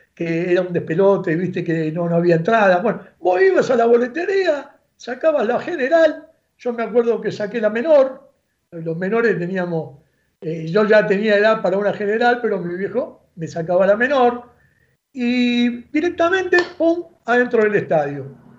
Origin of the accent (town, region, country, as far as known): Buenos Aires, Argentina; born or raised there